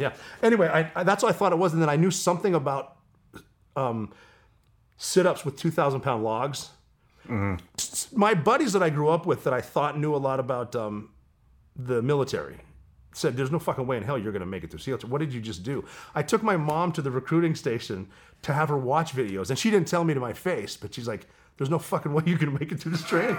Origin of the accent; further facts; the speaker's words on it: Montana, United States; moved away as an adult; I'm from Montana